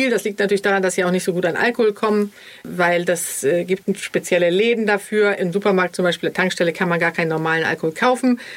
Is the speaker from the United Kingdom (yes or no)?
no; Sweden; Ich als Schwedin, da musst du ja gar nicht lange fragen.